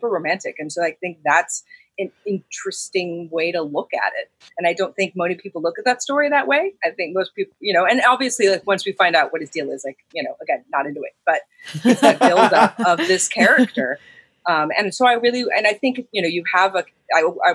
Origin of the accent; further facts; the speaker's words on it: Las Vegas, Nevada, United States; also born or lived in California; now in Hollywood, United States; I was born and raised in Las Vegas, and then I moved to California.